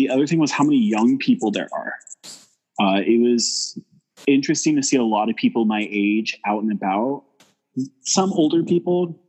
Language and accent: English; Porterville, California, United States; moved away as an adult; also born or lived in Fresno; now in Seattle, United States; I grew up in Porterville, and I lived there for 18-ish years